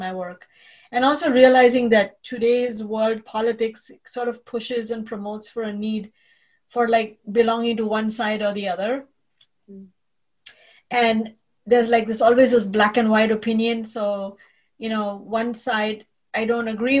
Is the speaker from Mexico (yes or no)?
no; India; now in United States; I was raised a Jew in India